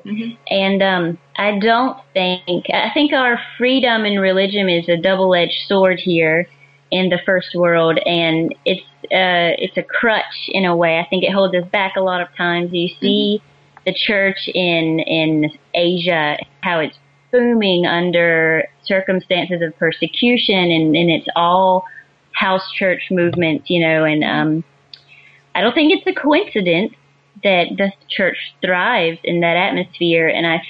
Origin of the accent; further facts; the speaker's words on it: Deep South, United States; I grew up in the Deep South, the Bible Belt, where everyone wears the name tag of Christian.